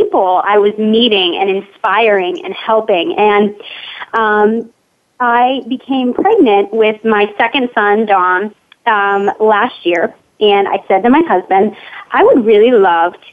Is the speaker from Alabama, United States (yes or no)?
no; Pittsburgh, Pennsylvania, United States; I am from Pittsburgh, Pennsylvania.